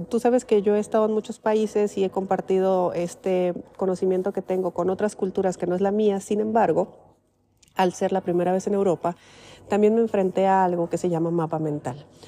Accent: Mexico; moved away; vengo de México

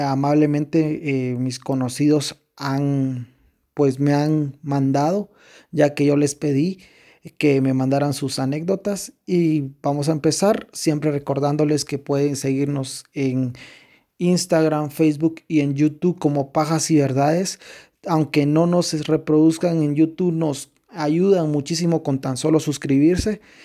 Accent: Quetzaltenango, Guatemala; nosotros somos de Shela, Quetzaltenango, Guatemala

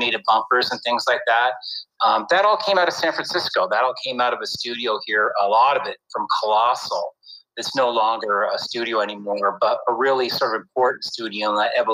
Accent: Canada; moved away; I grew up in Canada

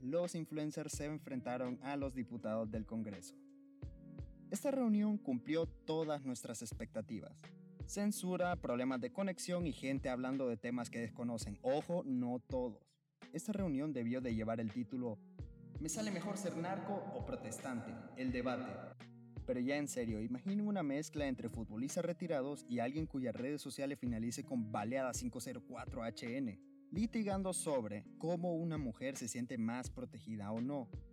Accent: Honduras; en mi tierra querida

